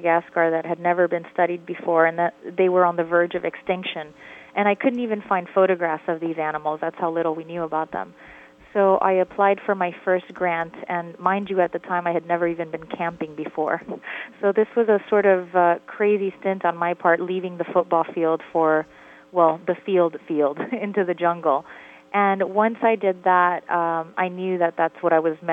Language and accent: English; Miami, Florida, United States; I grew up in Miami, Florida